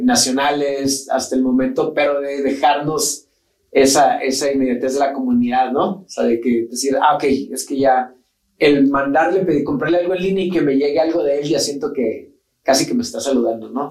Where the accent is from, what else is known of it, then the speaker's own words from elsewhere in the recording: Mexico; somos mexicanos y aquí estamos